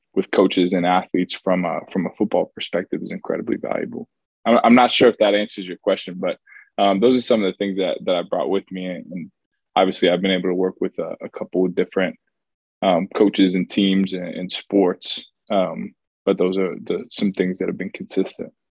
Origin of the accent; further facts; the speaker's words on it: Charlotte, North Carolina, United States; I'm originally from Charlotte